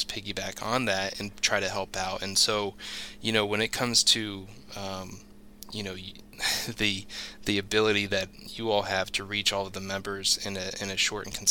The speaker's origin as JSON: {"language": "English", "town": "Ashland", "region": "Ohio", "country": "United States", "tie": "born or raised there", "said": "growing up in Ashland"}